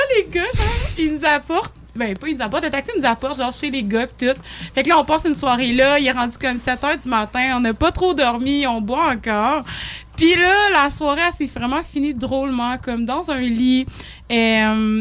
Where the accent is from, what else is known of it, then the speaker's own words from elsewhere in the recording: Saguenay, Quebec, Canada; je viens de Saguenay